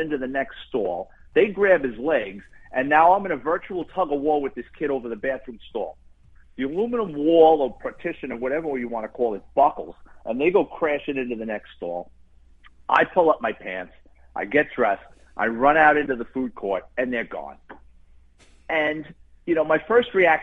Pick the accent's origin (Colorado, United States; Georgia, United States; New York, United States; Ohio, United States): New York, United States; New York City; moved away; growing up in the Bronx and being a cop